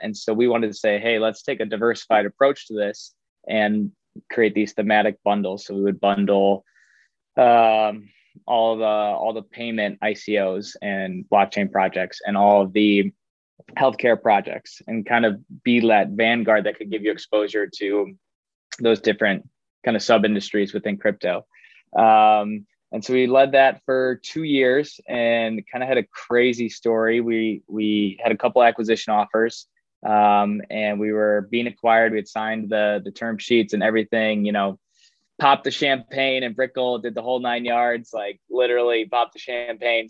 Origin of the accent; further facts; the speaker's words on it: Chicago, Illinois, United States; moved away as an adult; now in Miami, United States; I grew up in Chicago.